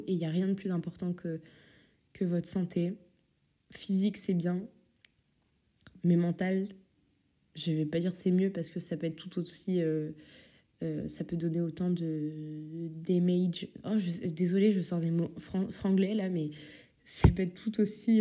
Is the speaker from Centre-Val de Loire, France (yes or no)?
no; Normandy, France; also born or lived in Paris; now in Belgium; je viens de Normandie